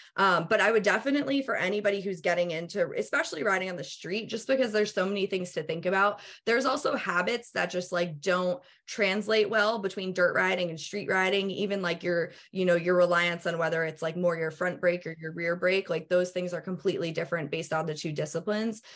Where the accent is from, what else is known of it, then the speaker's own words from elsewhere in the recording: New England, United States; moved away; also born or lived in Pennsylvania; I'm originally from the Northeast, from like New England